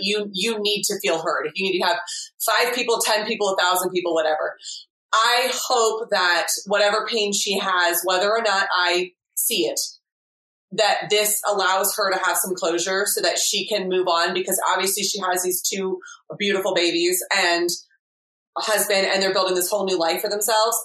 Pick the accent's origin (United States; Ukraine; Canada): United States; I am English by um, heritage and family, but I have been raised in America, so I have a unique experience.